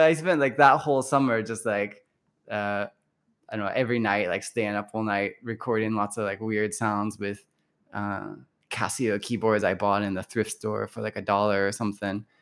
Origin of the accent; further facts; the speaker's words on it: Louisville, Kentucky, United States; moved away as an adult; now in Nagoya, Japan; growing up in Louisville